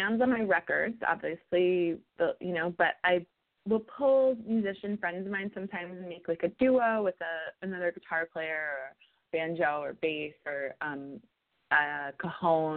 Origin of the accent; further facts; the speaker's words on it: New York City, New York, United States; I'm a New Yorker.